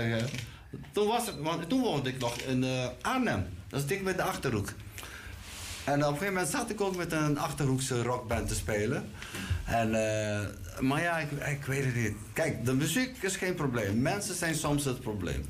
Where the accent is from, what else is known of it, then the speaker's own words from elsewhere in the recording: Curaçao; moved away; ik kwam uit Curaçao